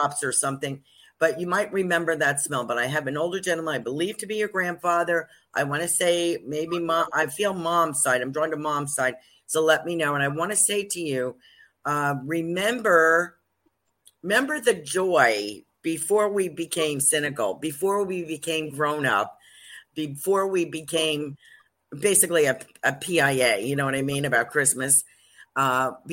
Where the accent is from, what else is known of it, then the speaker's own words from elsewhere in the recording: New Jersey, United States; accent: Jersey; also born or lived in New York; I'm from New York and New Jersey, and I really only speak Jersey